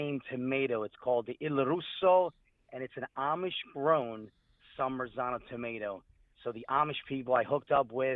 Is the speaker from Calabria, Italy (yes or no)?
yes; Calabria, Italy; now in Philadelphia, United States; I'm originally from Calabria, Italy, and coming over here to this country